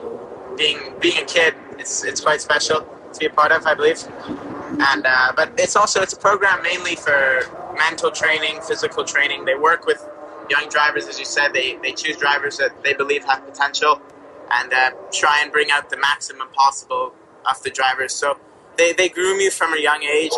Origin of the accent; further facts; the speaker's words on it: Quebec, Canada; I'm from Quebec, Canada